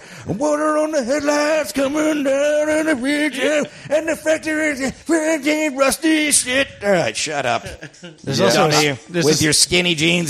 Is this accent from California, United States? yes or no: no; Florida, United States; I'm from Florida.